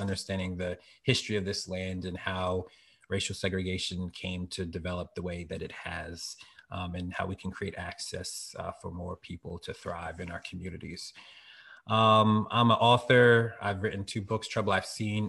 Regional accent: Philadelphia, Pennsylvania, United States; now in Harrisburg, United States; I'm really from Philly, and PK, a pastor's kid

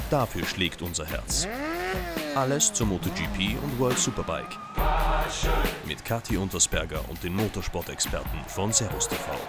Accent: Germany; bei uns in Deutschland hat halt jedes Dorf seinen Fußballplatz

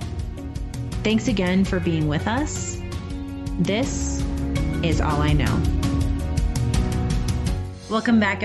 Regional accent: United States; I'm an American

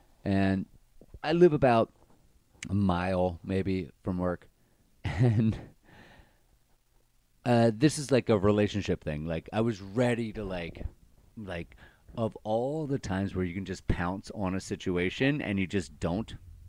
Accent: Baltimore, Maryland, United States; One's from New York. One's from Jersey. I'm from Baltimore.

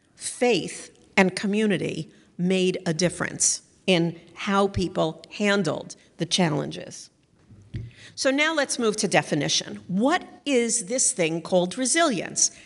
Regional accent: Northeast, United States; I come from the Northeast

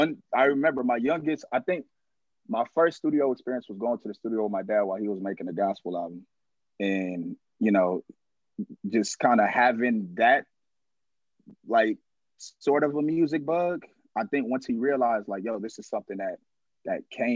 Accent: Los Angeles, California, United States; I'm from the Crenshaw district

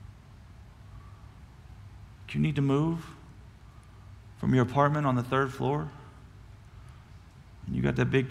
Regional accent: Cuero, Texas, United States; I'm a chump from Cuero, Texas.

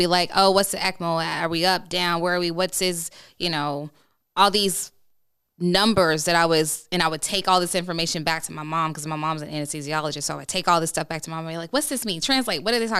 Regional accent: Chicago, Illinois, United States; Look, I'm from the South Side of Chicago. Look, sometimes we just, you should hear my family.

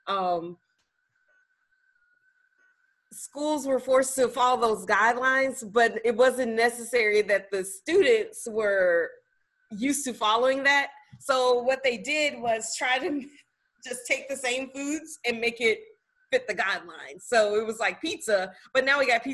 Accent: the South, United States; I'm also from the South

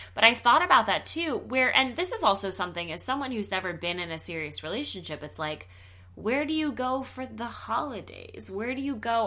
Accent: the South, United States; now in Los Angeles, United States; I'm from the South

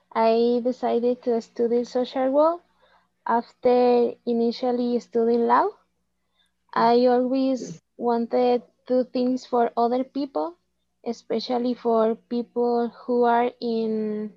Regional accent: Colima, Mexico; English is a second language; also born or lived in Cofradía de Suchitlán; I was born in Colima, Mexico. And I live in Cofradía de Suchitlán with my parents, my twin sister, my brother, and his family. I am 23 years old.

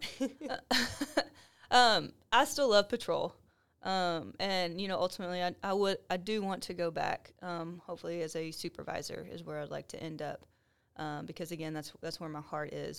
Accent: Waco, Texas, United States; moved away as an adult; also born or lived in Huntsville; Waco's my hometown. I was born and raised here

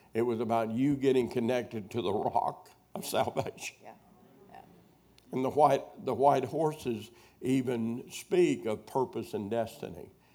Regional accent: Wheatley, Arkansas, United States; moved away; my hometown, Wheatley, Arkansas.

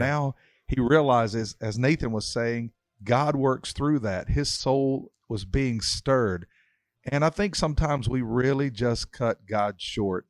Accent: Mount Airy, North Carolina, United States; I was brought up in Mountaineer, North Carolina, and everybody knew my papa

